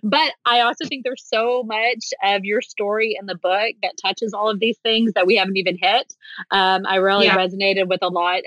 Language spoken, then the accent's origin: English; Atlanta, Georgia, United States; we're from Atlanta